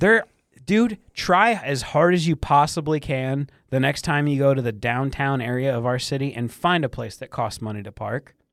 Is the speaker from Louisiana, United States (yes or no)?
no; Michigan, United States; I grew up in Michigan on lakes